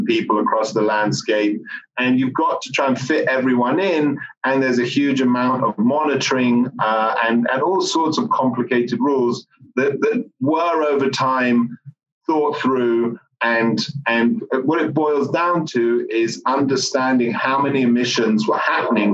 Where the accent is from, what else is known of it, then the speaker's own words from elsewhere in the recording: United Kingdom; moved away as an adult; now in United States; I'm British